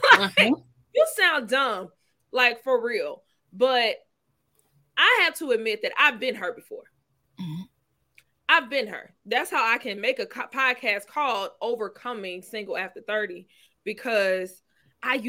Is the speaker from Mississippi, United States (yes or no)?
yes; Mississippi, United States; moved away; I'm from Mississippi.